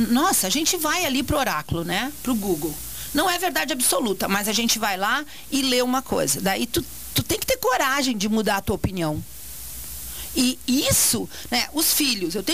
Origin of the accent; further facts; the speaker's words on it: Montenegro, Rio Grande do Sul, Brazil; E eu tô com 61. Quando era criança pequena lá em Barbacena? Lá em Barbacena, lá em Montenegro, tá?